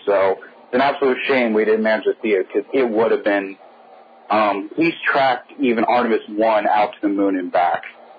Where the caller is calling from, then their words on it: Florida, United States; I'm calling from Florida.